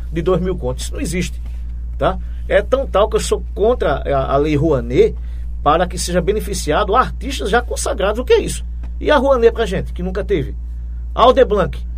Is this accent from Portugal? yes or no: no; João Pessoa, Paraíba, Brazil; moved away as an adult; now in Juripiranga, Brazil; eu sou de João Pessoa, capital da Paraíba. João Pessoa. Né? Eu morei lá até 2005